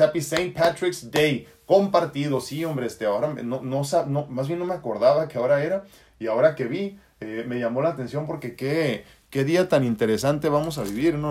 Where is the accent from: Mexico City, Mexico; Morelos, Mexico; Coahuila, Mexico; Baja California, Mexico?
Baja California, Mexico; Tijuana; accent: norteño; also born or lived in San Diego, California, United States; yo he vivido toda mi vida entre San Diego y Tijuana. Digo, si eso te sirve, ¿no? San Diego, California, y Tijuana, Baja California, México, Estados Unidos. Por eso tengo un acento norteñón